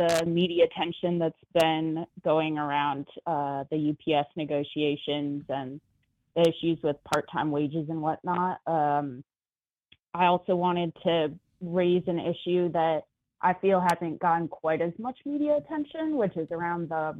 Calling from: Bay Area, California, United States; calling in from the Bay Area.

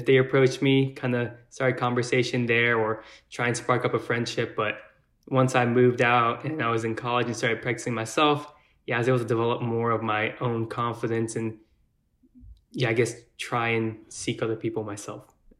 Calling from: Mount Pleasant, Texas, United States; also born or lived in Austin, Texas; I'm 31 years old. I'm calling from Mount Pleasant, Texas

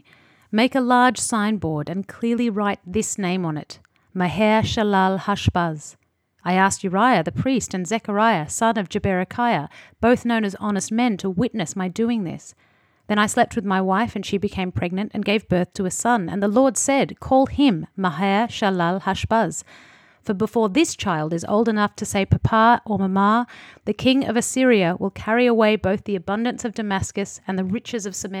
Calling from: Lake Macquarie, New South Wales, Australia; up in Lake Macquarie, on just north of the Central Coast in New South Wales.

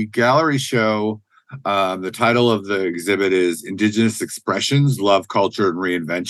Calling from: Duluth, Minnesota, United States; My family is from Grand Portage, and I'm joining you from Duluth, Minnesota.

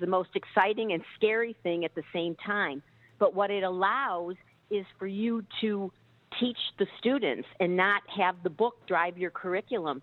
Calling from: Chicago, Illinois, United States; I'm calling from Chicago.

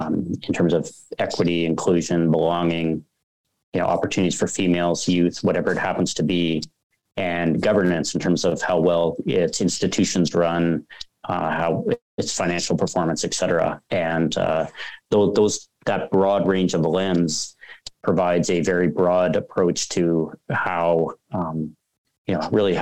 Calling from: Toronto, Ontario, Canada; And I'm calling in from Toronto today, so I hope that's okay.

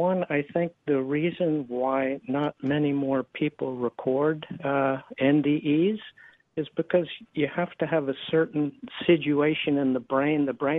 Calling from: Del Mar, California, United States; I'm calling from Del Mar, California.

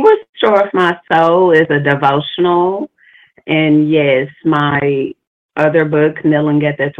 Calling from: Arkansas, United States; I'm calling from Arkansas

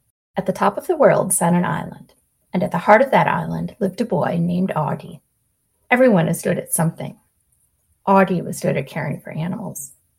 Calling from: Westerville, Ohio, United States; Hi, Sarah. … from Westerville, Ohio.

